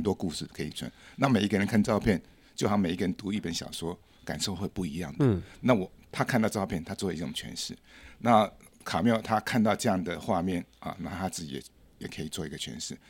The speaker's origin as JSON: {"language": "Chinese", "region": "Taipei", "country": "Taiwan", "tie": "born or raised there", "also_born_or_lived": "France", "said": "我的老家，我出生的地方就是现在大安高工旁边"}